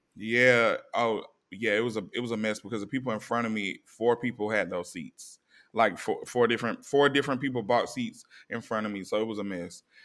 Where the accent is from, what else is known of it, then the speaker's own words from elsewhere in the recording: East Coast, United States; we come from the East Coast